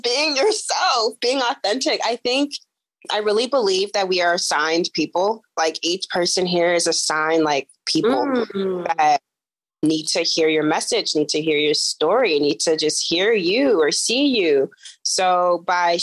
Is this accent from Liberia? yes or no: yes; Liberia; moved away; I'm an immigrant. I'm from Liberia.